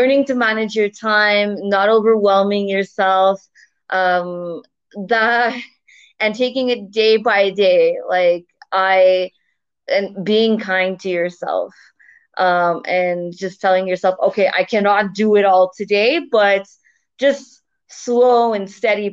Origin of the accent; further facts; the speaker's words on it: Canada; moved away as an adult; now in Turkey; So originally I'm from Canada, and right now I'm living abroad in Turkey.